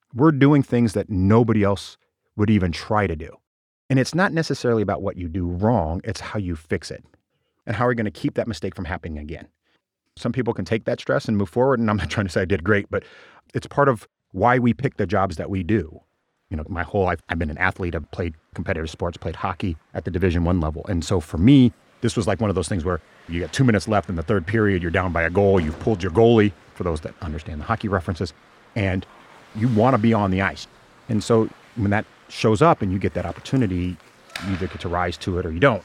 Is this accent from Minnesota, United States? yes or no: no; small Nebraska town, United States; born or raised there; moved away